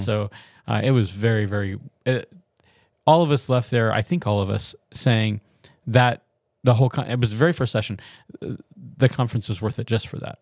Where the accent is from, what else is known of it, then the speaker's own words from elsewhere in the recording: the South, United States; I'm from the South